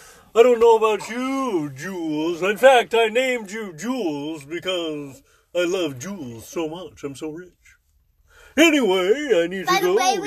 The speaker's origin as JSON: {"language": "English", "region": "Midwest", "country": "United States"}